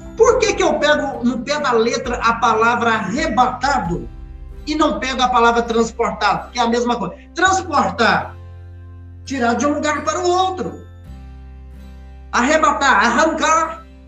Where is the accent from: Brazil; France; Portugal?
Brazil; Minas Gerais; como um bom mineiro